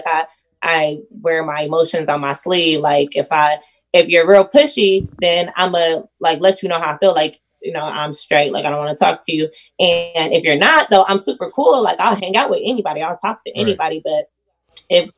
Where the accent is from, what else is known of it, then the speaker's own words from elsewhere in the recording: Oakland, California, United States; now in Michigan, United States; I grew up in like Oakland